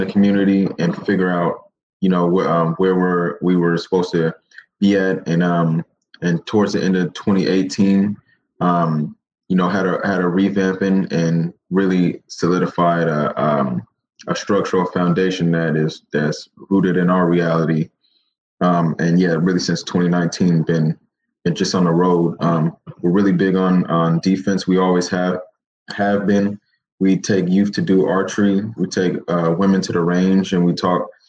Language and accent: English; Seattle, Washington, United States; also born or lived in Kent, Washington; But I grew up in the Central District. Born and raised in Seattle.